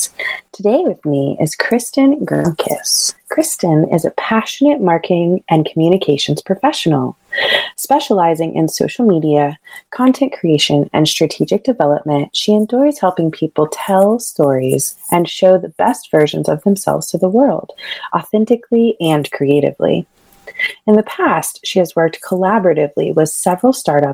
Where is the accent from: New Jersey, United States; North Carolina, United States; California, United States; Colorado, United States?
North Carolina, United States; Raleigh; I grew up in the Piedmont Raleigh area